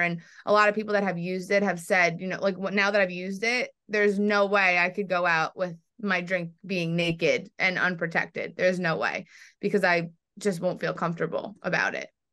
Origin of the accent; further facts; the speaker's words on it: New York, United States; I'm from New York